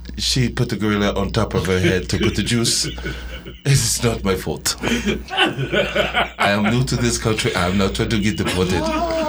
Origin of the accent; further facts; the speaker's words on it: Nigeria; I come from Nigeria.